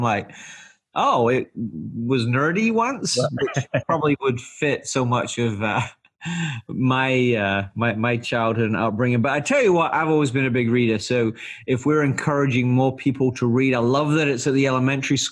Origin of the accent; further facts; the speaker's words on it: England, United Kingdom; now in United States; when I was in elementary school in England